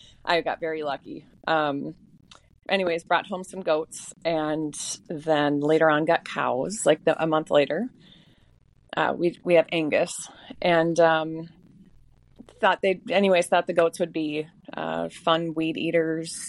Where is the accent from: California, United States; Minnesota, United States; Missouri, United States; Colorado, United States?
Minnesota, United States; Maple Grove; I'm originally from the suburbs. I'm from Maple Grove. I went to Maple Grove, lived in Corcoran Rogers my whole life.